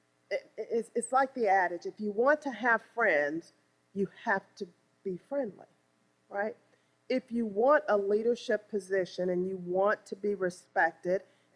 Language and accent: English; East St. Louis, Illinois, United States; I was born and raised in East St. Louis, Illinois.